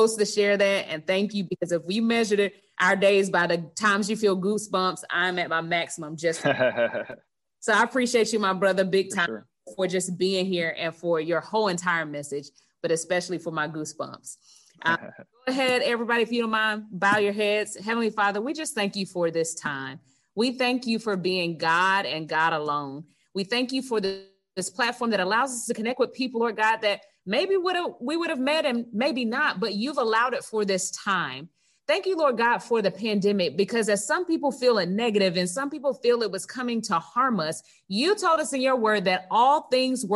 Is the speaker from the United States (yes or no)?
yes; Gadsden County, near Tallahassee, Florida, United States; we grew up right outside of Tallahassee in Gadsden County